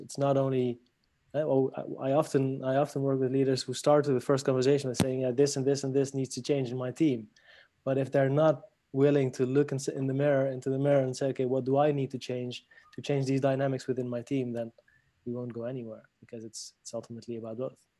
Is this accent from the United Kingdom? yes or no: no; Paris, Île-de-France, France; also born or lived in Netherlands; now in Barcelona, Spain; I was born in Paris uh, from a Lebanese father, a Dutch Spanish mother. I grew up in Paris and afterwards uh, lived in the Netherlands